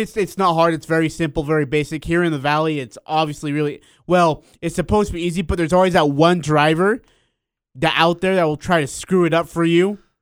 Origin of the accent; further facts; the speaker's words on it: Hyrum, Utah, United States; You're my hometown